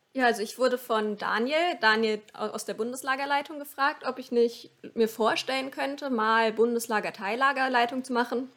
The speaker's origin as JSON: {"language": "German", "town": "Hanover", "region": "Lower Saxony", "country": "Germany", "said": "komme ursprünglich aus dem VCP-Bezirk Hannover"}